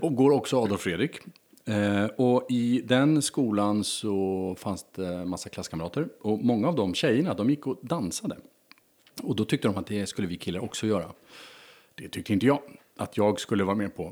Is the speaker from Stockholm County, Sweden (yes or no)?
yes; Stockholm, Stockholm County, Sweden; född och uppvuxen i Stockholm